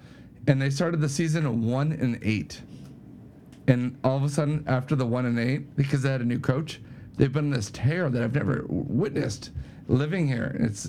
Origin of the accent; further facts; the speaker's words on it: Maryland, United States; I grew up here in Maryland.